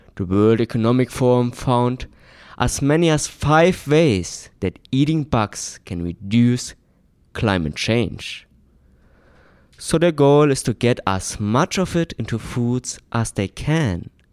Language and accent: English; Germany; Growing up in Germany